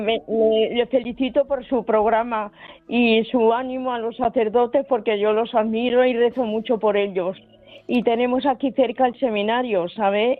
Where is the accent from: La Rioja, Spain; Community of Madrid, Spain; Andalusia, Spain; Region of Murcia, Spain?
La Rioja, Spain; Logroño; now in Cádiz, Spain; yo soy de Logroño